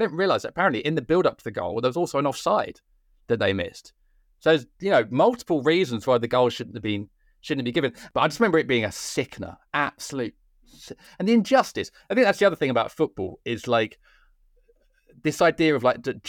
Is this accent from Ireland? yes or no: yes; Cork, Munster, Ireland; accent: Cork; as a proud Irishman, which I'm sure you can tell from my thick Cork accent